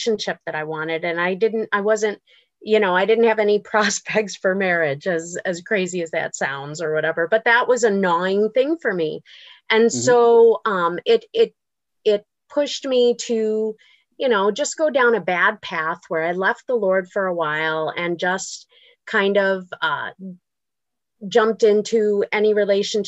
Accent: Buffalo, New York, United States; I grew up in Buffalo

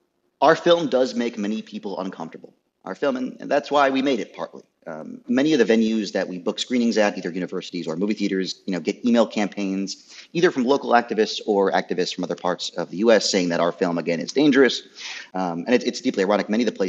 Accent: rural Maine, United States; I grew up in Trump country in rural Maine.

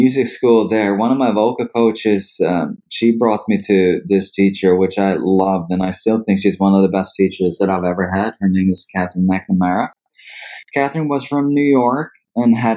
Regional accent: Dalarna County, Sweden; also born or lived in Stockholm; I was born in Stockholm, but I grew up about 50 kilometers north of here in a region or province called Dalarna. So when I was about 5, my mom and I ended up going back to where she was from.

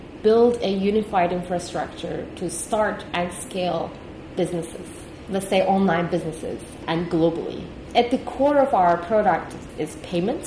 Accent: Turkey; moved away as an adult; also born or lived in Austin, United States / Boston, United States; now in Singapore; I'm from Turkey originally. I grew up in Turkey, went to school in Turkey, then moved to US while I was in college.

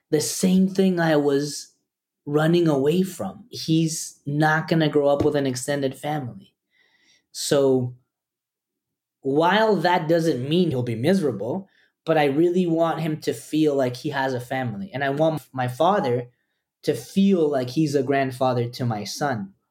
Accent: Costa Rica; also born or lived in El Salvador; I really want Liam to have a family because I grew up in Costa Rica with Peruvian parents. So, in many ways, we were immigrants. So, I didn't have an extended family in Costa Rica.

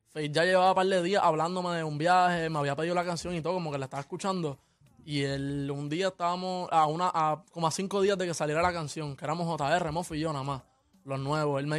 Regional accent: Caguas, Puerto Rico; Tengo 18 años, soy de Cagua, soy de PR.

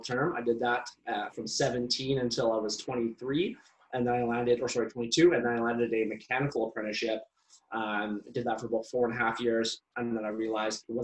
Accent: British Columbia, Canada; also born or lived in Alberta / Surrey, British Columbia; I was born in a place that's close to here. It's called Surrey, British Columbia, Canada, and it's not a very nice place. I grew up a lot in the lower mainland here around Vancouver, as well as a lot of my younger years, I grew up in Alberta

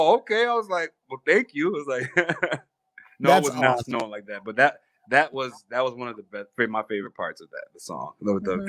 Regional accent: Rochester, New York, United States; moved away as an adult; now in Buffalo, United States; I'm from Rochester, New York. I moved to Buffalo in 2011

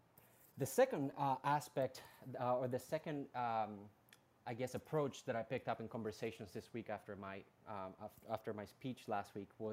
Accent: Colombia; moved away as an adult; also born or lived in Bronx, New York, United States; now in United States; I was actually born and raised in Colombia, in South America

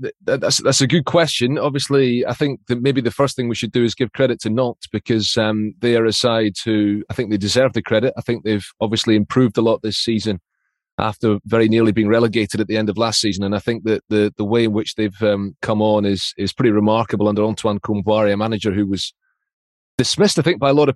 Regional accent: Dundee, Scotland, United Kingdom; I'm from Dundee

